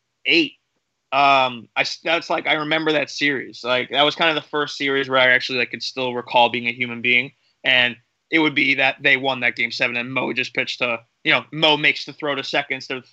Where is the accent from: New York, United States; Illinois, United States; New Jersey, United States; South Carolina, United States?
New Jersey, United States; I'm from Jersey